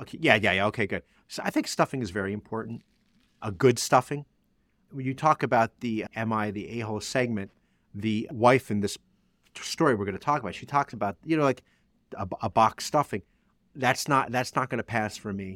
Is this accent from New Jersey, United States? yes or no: yes; New Jersey, United States; I'm from Jersey